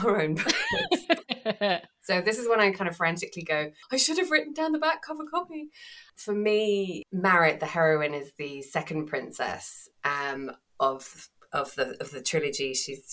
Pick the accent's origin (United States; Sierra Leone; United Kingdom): United Kingdom; England; I'm English and, you know, not Greek